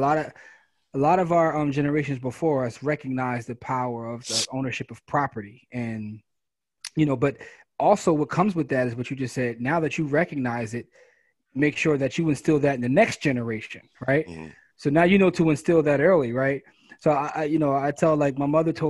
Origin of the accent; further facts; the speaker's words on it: Philadelphia, Pennsylvania, United States; I grew up in Germantown.